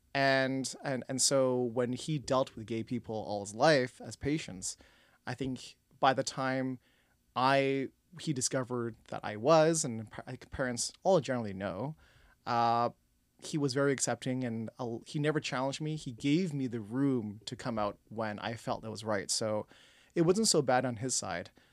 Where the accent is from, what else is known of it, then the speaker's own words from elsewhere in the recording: Toronto, Ontario, Canada; also born or lived in Scarborough; born and raised in Toronto